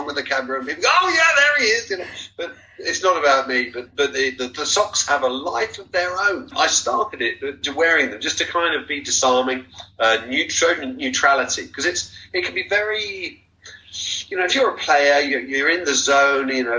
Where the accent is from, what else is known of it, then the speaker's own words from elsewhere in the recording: Tenterden, South East England, United Kingdom; I was born in Tenterden in Kent, a little steam train village